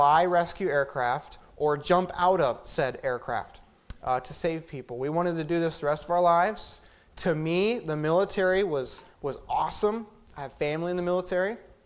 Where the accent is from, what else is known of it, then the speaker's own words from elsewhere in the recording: Sumter, South Carolina, United States; also born or lived in Lewisburg, Pennsylvania; I was born in Lewisburg, Pennsylvania. When I was 4 years old, our family left rural central Pennsylvania, and we went down to the city of Sumter, South Carolina